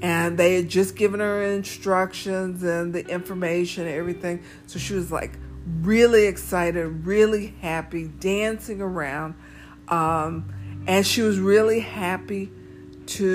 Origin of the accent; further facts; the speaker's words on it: the South, United States; we are African American in the South.